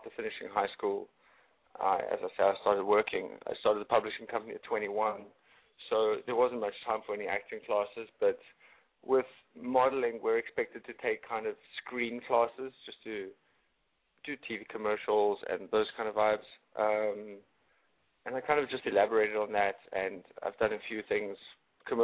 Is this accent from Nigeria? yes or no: no; Cape Town, Western Cape, South Africa; moved away as an adult; also born or lived in Durban, South Africa; now in New York City, United States; born in Durban and raised in Cape Town. I only recently left South Africa to start traveling for modeling and photography. Now I'm living in New York City